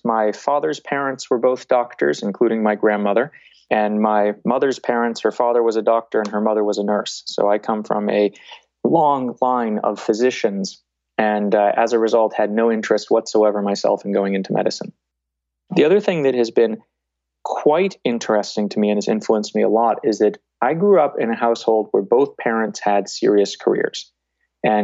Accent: Boston, Massachusetts, United States; People, when they hear me, are very surprised that I grew up in the Boston area and I don't have a strong accent from that.

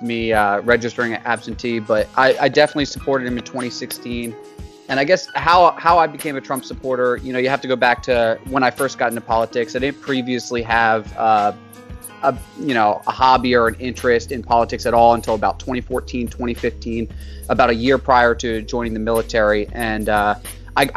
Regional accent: Birdsboro, Pennsylvania, United States; I was born and raised in Birdsboro, Pennsylvania, which is a pretty small town about an hour west of Philly

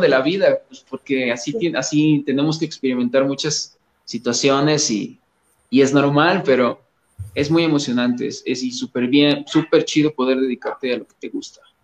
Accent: Coatepec, Veracruz, Mexico; moved away as an adult; now in Mexico City, Mexico; pues yo soy de originario de, un lugar que se llama Coatepec, Veracruz, no soy de la Ciudad de México, sino soy veracruzano.

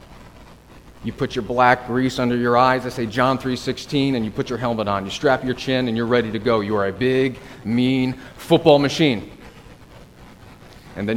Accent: Connecticut, United States; I'm from Connecticut, so I feel like I'm at home a bit with the snow and the trees

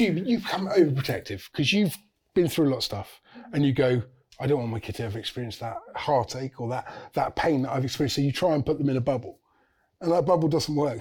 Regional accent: St Albans, East of England, United Kingdom; I'm from St Albans in Hertfordshire, so I'm from just north of London.

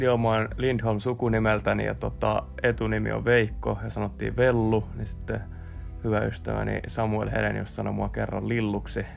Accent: Järvenpää, Uusimaa, Finland; mä oon Järvenpäästä. Järvenpäässä on kaikki paremmin.

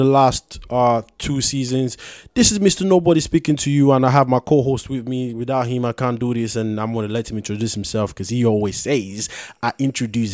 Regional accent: Nigeria; I'm Nigerian, and even in Nigeria, we have different. Tribes

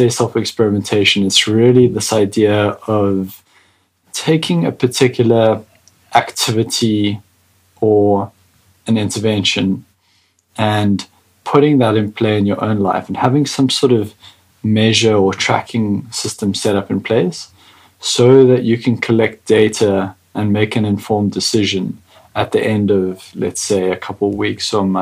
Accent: South Africa; as a South African

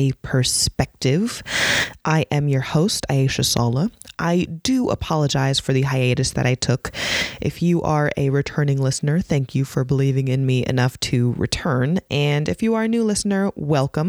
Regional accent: United States; being an American Muslim woman

